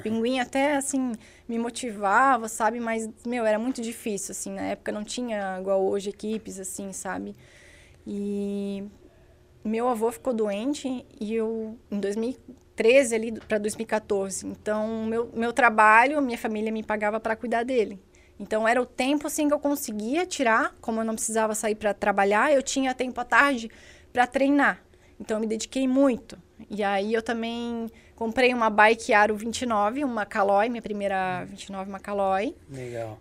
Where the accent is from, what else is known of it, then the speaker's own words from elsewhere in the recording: Indaial, Santa Catarina, Brazil; eu sou de Indaial